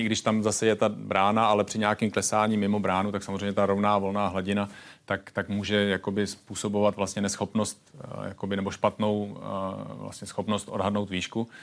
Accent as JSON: {"language": "Czech", "country": "Czechia", "said": "jsem tady z Čech"}